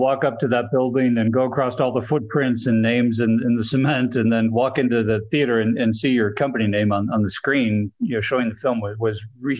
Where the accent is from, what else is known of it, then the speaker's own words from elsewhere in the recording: Wisconsin, United States; So I'm originally from Wisconsin.